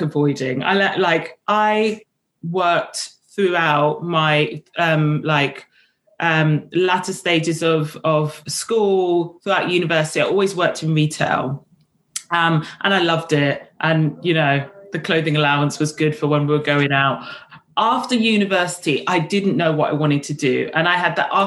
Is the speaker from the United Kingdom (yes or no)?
yes; London, United Kingdom; also born or lived in Kenya / St. Kitts; I grew up in Ealing in West London